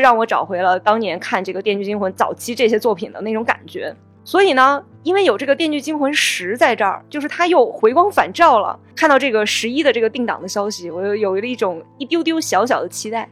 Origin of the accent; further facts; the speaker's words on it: China; 我们都是中国人